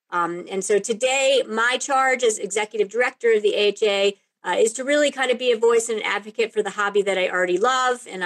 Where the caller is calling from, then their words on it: Lyons, Colorado, United States; I am talking from Lyons, Colorado, which is my home, a little bit outside of Boulder, Colorado